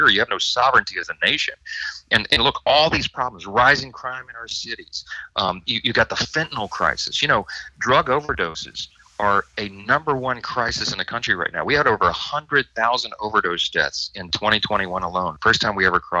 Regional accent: Shreveport, Louisiana, United States; My hometown of Shreveport

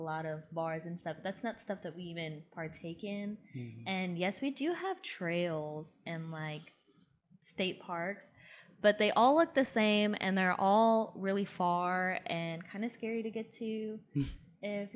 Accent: Georgia, United States; moved away as an adult; I grew up in Georgia

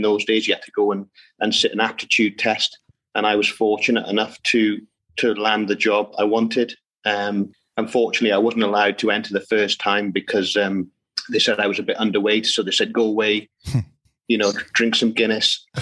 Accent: Wales, United Kingdom; also born or lived in Oswestry, England; But I'm Welsh, straight across back into Wales.

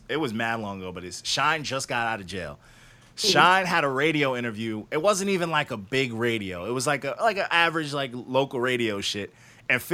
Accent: Long Island, New York, United States; We're from Long Island.

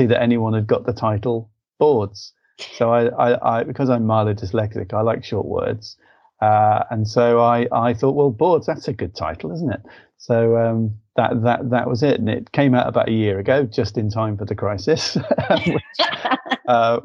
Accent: Liverpool, North West England, United Kingdom; I'm from Liverpool, mathematician

